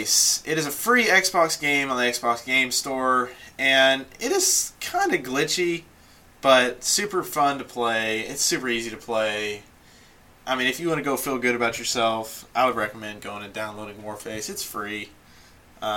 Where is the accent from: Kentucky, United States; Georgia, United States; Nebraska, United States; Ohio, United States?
Kentucky, United States; Mount Washington; I am from just south of Louisville in a town called Mount Washington, Kentucky.